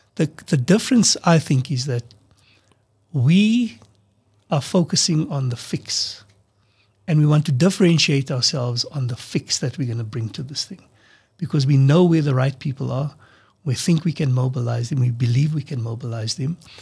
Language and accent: English; South Africa; We're all South African.